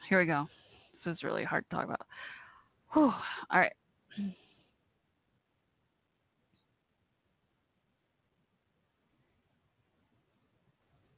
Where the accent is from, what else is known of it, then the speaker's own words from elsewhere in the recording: United States; my home country, America